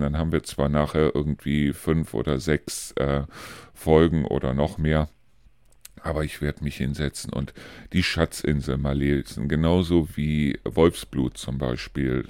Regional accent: Neuss, Cologne, Düsseldorf area, North Rhine-Westphalia, Germany; moved away; in meine alte Heimat sprich also in den Bereich äh, Neuss, Köln, Düsseldorf

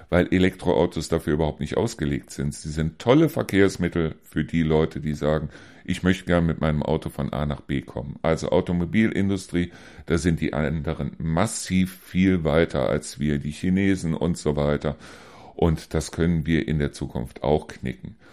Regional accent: Germany; Weil wo sind wir als Deutsche denn noch meisterlich?

